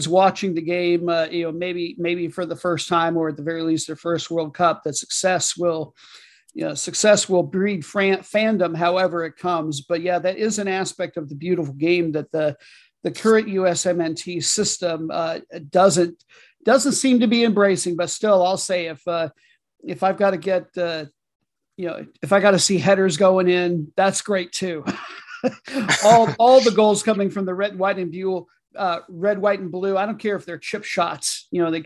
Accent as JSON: {"language": "English", "region": "Iowa", "country": "United States", "tie": "born or raised there", "said": "I grew up in Iowa"}